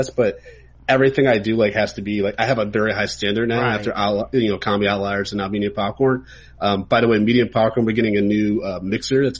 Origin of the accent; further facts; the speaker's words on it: Ann Arbor, Michigan, United States; growing up in Ann Arbor, Michigan, like I was one out of like maybe three Black kids in like my grade.